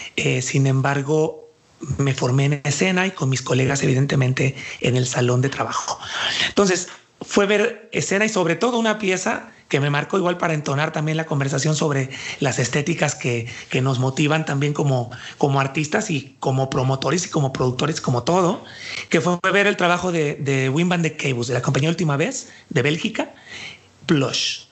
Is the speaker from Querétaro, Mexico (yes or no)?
no; Puerto Vallarta, Jalisco, Mexico; now in Guadalajara, Mexico; yo soy de aquí de Jalisco, aunque nací en Puerto Vallarta